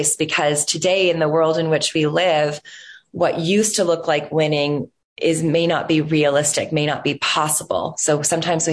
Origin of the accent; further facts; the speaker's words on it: Toronto, Ontario, Canada; growing up in Toronto, which is actually where I'm still a resident of today